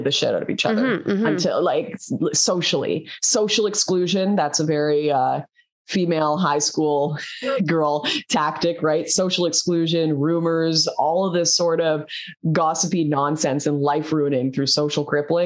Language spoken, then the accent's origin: English; Canada; I'm Canadian